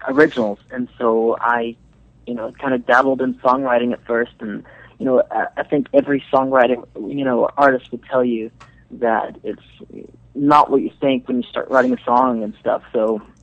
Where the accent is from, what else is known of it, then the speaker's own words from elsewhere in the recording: Venezuela; now in Dallas, United States; I'm from Venezuela